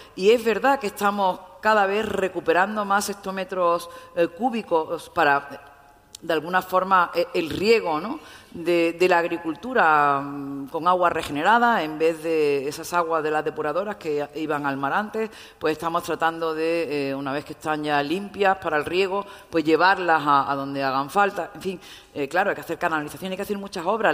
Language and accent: Spanish; Málaga, Andalusia, Spain; also born or lived in Seville; soy de Málaga